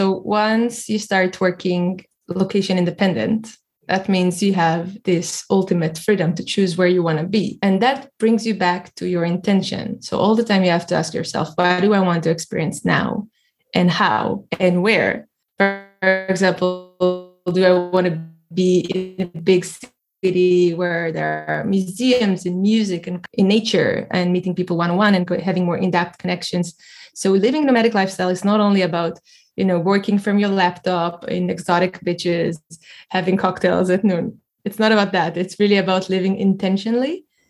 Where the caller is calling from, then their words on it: Tel Aviv, Tel Aviv District, Israel; I'm calling from Tel Aviv today, Israel.